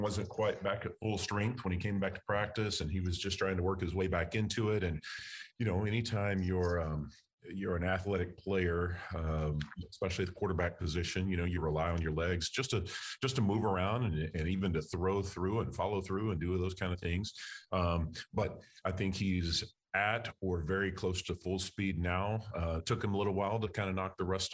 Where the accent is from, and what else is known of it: Texas, United States; moved away